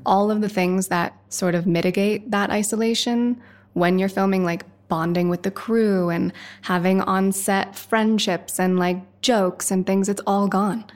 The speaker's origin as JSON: {"language": "English", "town": "Woody Creek", "region": "Colorado", "country": "United States", "tie": "born or raised there", "said": "I grew up in Woody Creek, right near Hunter."}